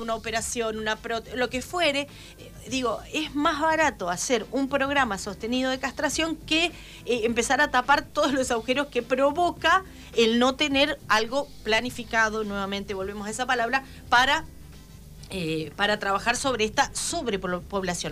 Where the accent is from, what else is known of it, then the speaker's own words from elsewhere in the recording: Argentina; como, como argentinos